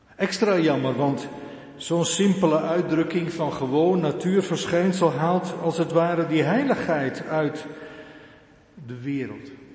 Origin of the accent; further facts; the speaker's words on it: Urk, Flevoland, Netherlands; Ik kom geboren en getogen van Urk